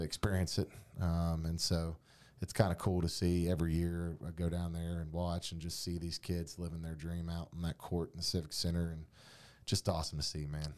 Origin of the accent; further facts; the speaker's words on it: North Carolina, United States; now in West Virginia, United States; I'm from North Carolina and we use the one A, two A, three A, four A lingo